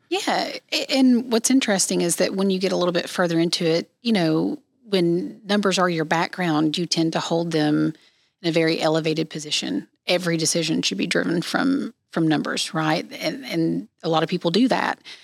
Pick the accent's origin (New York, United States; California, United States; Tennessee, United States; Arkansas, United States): Tennessee, United States; East; I grew up, born and raised in East Tennessee